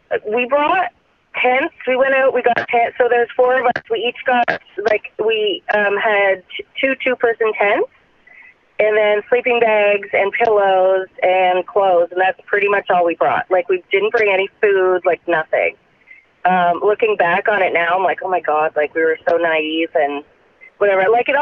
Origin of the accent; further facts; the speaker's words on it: Canada; As a Canadian, yeah.